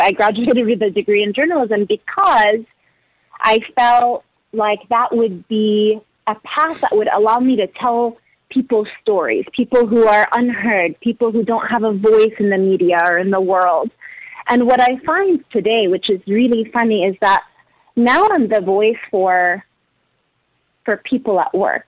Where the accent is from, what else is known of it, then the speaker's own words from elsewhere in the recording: Abu Dhabi, United Arab Emirates; moved away; also born or lived in Danbury, Connecticut / Egypt (heritage); I was born and raised in Abu Dhabi